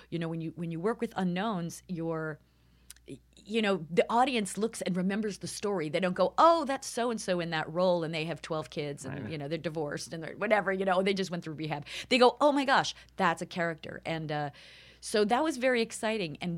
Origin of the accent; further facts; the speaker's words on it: New York, United States; I'm from New York, and I, there's a certain sort of cutting to the chase